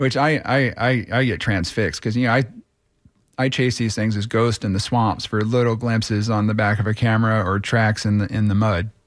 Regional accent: Clearwater, Florida, United States; also born or lived in Tampa; I grew up in Clearwater with one foot in the heartland with cowboy cousins on, on ranches

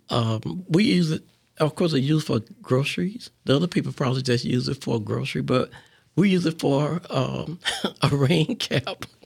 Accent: West Palm Beach, Florida, United States; now in Tampa, United States; I grew up in West Palm.

